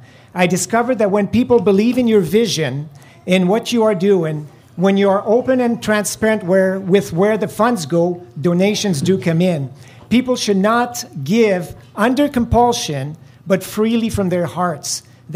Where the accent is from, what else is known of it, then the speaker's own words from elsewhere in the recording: Iroquois Falls, Ontario, Canada; moved away as an adult; also born or lived in Romania; I was born in Iroquois Falls and grew up on a farm.